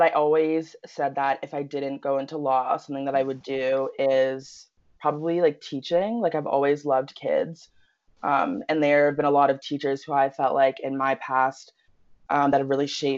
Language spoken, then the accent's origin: English; Peterborough, Ontario, Canada; moved away as an adult; also born or lived in North Carolina; now in Halifax, Canada; when I was about 4 years old, we moved to Peterborough, Ontario. We've kind of just settled there ever since